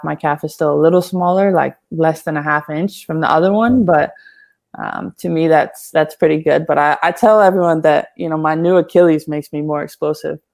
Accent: Syracuse, New York, United States; I'm originally from Syracuse, New York

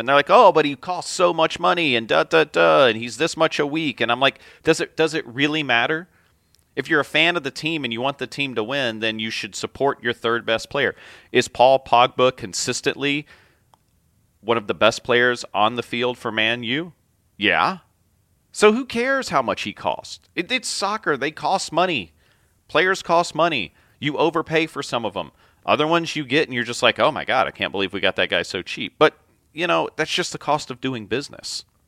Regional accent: United States

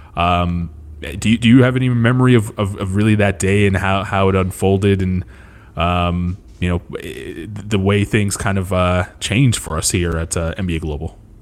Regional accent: Canada; a kid like me growing up in Canada

